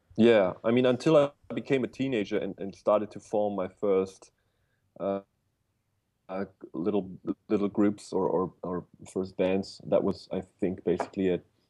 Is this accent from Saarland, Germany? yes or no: no; Bavaria, Germany; I was born in a little village in Bavaria, Germany.